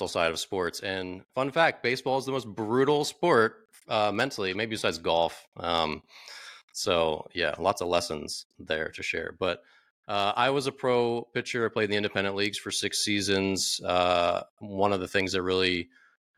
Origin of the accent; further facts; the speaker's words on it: Maryland, United States; now in Washington, DC, United States; I'm from Maryland originally, but not the DC area, but now I live in Washington, DC